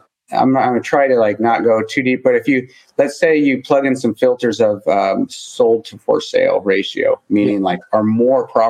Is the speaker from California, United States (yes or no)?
no; Montana, United States; I'm from Montana